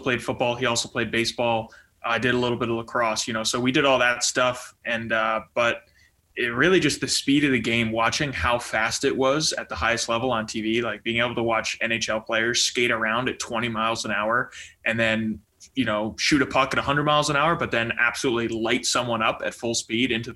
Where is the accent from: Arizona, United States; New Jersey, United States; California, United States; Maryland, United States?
New Jersey, United States; I'm from New Jersey, and I played roller hockey and ice hockey both as a kid